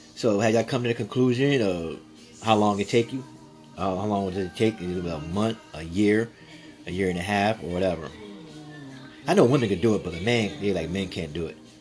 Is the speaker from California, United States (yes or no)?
no; San Antonio, Texas, United States; I'm from Texas, live from Texas, San Antonio